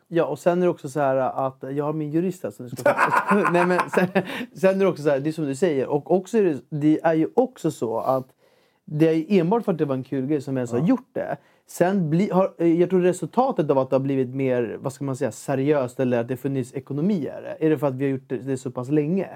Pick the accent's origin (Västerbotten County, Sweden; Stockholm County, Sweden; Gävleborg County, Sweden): Stockholm County, Sweden; Ekerö; jag är uppvuxen på Ekerö